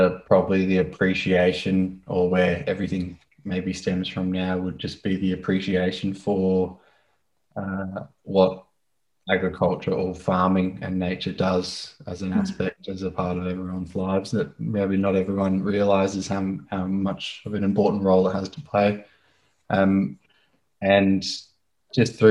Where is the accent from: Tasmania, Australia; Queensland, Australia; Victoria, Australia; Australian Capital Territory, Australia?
Queensland, Australia; Brisbane; also born or lived in Northern Beaches, Sydney, New South Wales; I was born and raised in Brisbane. I grew up with my mother and my sister in the Northern Beaches down in Sydney